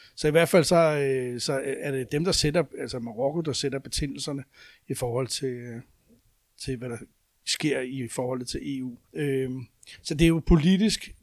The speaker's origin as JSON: {"language": "Danish", "country": "Denmark", "said": "som danskere"}